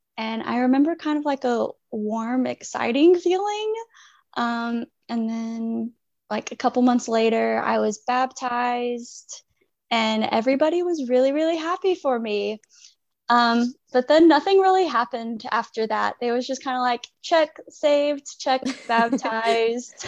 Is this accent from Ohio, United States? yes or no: no; Fayetteville, Arkansas, United States; I am from Fayetteville, Arkansas